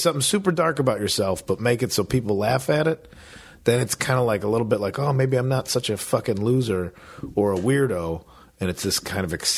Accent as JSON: {"language": "English", "region": "Midwest", "country": "United States", "moved": "yes", "said": "I'm from the Midwest."}